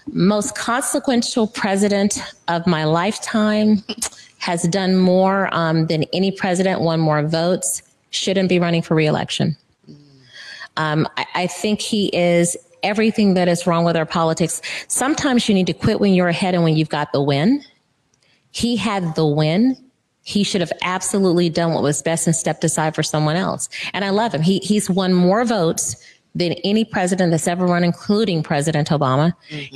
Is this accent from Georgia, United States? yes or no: no; Florida, United States; now in Washington, United States; I'm from Florida